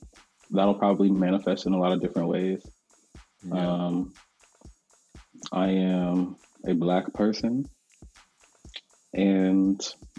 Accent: Delaware, United States; also born or lived in Charlotte, North Carolina / Tennessee; So I was born actually in North Carolina, which a lot of people don't know, in Charlotte. And we moved around a lot. So it was North Carolina to Delaware, to Tennessee, to Delaware, back to North Carolina, back to Delaware.

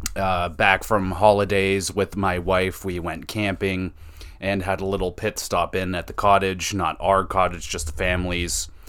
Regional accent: Canada; I'm not from Toronto, but I'm Canadian

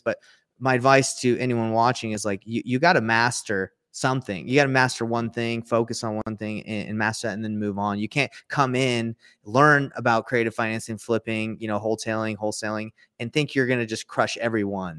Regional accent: Atlanta, Georgia, United States; I grew up in Atlanta, Georgia

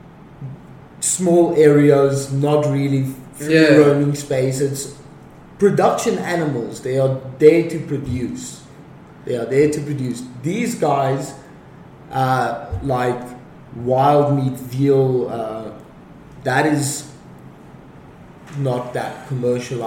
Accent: Johannesburg, Gauteng, South Africa; I come from Johannesburg in South Africa

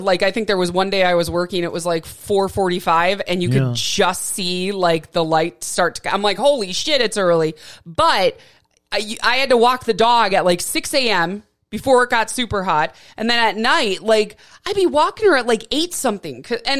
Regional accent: Milwaukee, Wisconsin, United States; also born or lived in Flint, Michigan; now in Tucson, United States; when I was growing up in Wisconsin

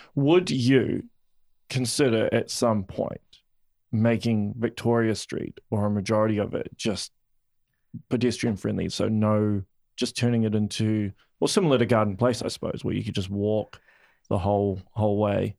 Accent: Auckland, New Zealand; I'm originally from Auckland

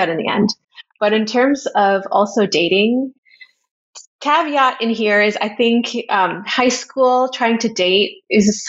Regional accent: Canada; moved away; I grew up in this town in Canada that is diverse, but I think my hometown was not as diverse as other places I've lived.

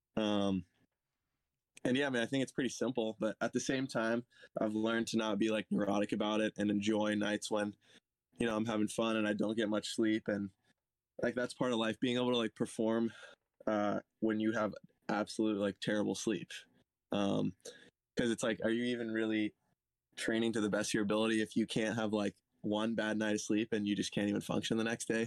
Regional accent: Santa Cruz County, California, United States; I'm from Santa Cruz County, California

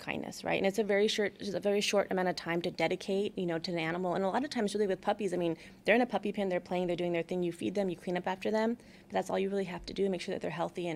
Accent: Albuquerque, New Mexico, United States; also born or lived in Los Angeles, United States; now in Houston, United States; growing up in Albuquerque, we lived a little bit north of the city

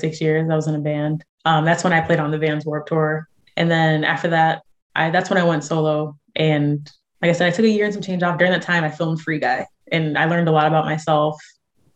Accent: San Diego, California, United States; I'm from San Diego.

